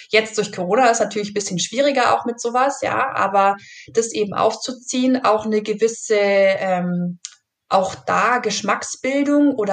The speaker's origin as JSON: {"language": "German", "region": "Bavaria", "country": "Germany", "said": "also ich komme halt eben aus dem Allgäu und, und ähm, kann man vielleicht ein bisschen so äh, melodramatisch sagen, da hat man so Milch im Blut oder so."}